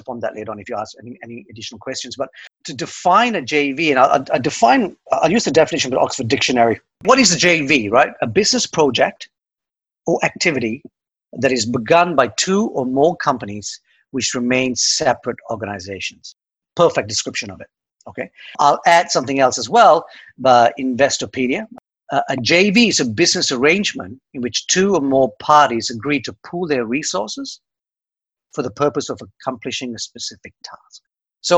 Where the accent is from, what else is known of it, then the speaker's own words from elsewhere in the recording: Australia; now in Dublin, Ireland; I'm an Aussie